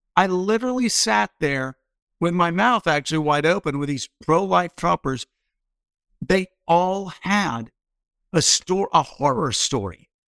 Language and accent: English; Doraville, Georgia, United States; I was born in Doraville, Georgia, which was then the outskirts of Atlanta